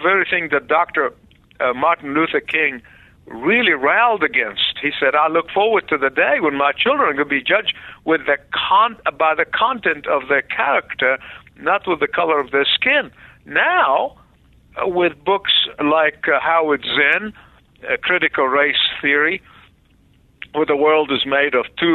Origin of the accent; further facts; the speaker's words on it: Egypt; now in United States; I was born in the Middle East